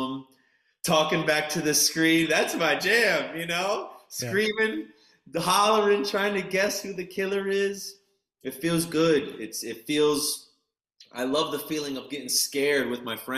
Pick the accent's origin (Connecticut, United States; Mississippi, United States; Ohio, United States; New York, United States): New York, United States; New York City; I live in New York. I'm a New Yorker